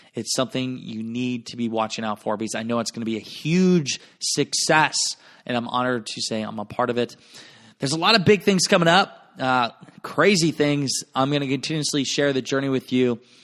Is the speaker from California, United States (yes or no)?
no; Garnavillo, Iowa, United States; moved away; my hometown of Garnerville, Iowa.